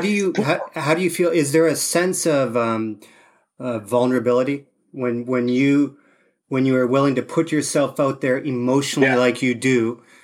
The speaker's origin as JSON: {"language": "English", "country": "Canada", "tie": "born or raised there", "said": "growing up in Canada, you had tons of snow"}